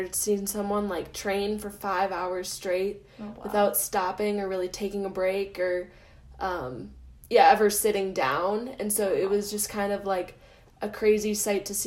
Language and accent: English; Minnesota, United States; moved away; I ice skated a lot back at home. I'm from Minnesota, and so pretty much everyone can skate there. And so I grew up kind